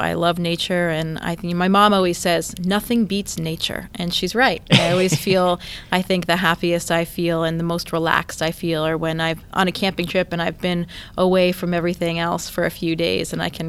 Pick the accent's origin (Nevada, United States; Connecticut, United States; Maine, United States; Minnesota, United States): Maine, United States; Caribou; Yeah, Caribou is actually the northeasternmost city in the U.S.